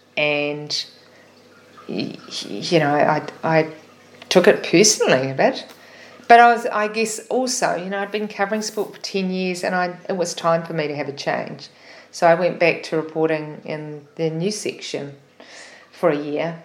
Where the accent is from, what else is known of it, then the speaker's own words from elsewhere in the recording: Auckland, New Zealand; it was in my hometown